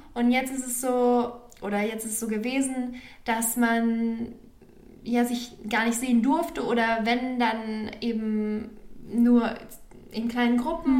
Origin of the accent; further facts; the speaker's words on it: Germany; ich habe jetzt persönlich nicht so eine Verbundenheit zu meinem Heimatland, also zu Deutschland